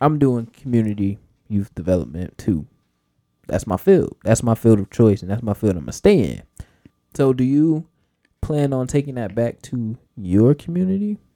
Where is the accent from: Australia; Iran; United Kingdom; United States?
United States; as Americans